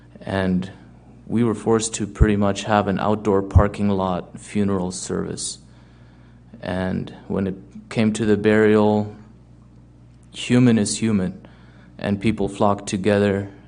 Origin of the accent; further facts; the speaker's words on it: Germany; now in Steinbach, Canada; I currently live in the Steinbeck area, and previously I moved to Canada from Germany back in 2006.